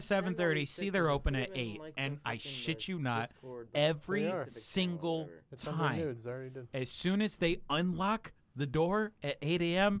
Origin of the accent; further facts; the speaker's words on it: United States; because I'm an American and I don't have to.